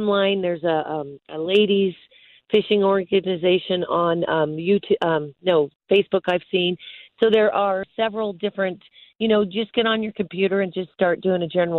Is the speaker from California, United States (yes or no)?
yes; California, United States; now in Colorado, United States; Growing up in California, of course, fishing the ocean and the piers